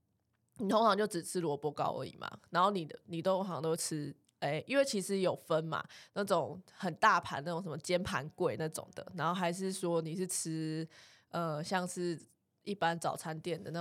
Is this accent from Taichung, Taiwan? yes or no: yes; Taichung, Taiwan; 哦，因为我们都是台中人，所以早餐会吃炒面